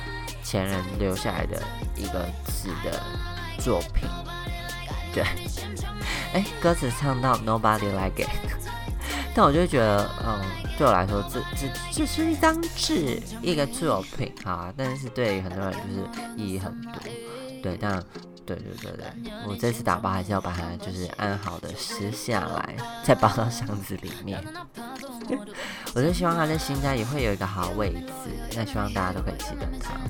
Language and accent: Chinese; Taiwan; now in Taichung, Taiwan; 然后因为我从台湾搬来台中嘛，那这些东西其实都在老家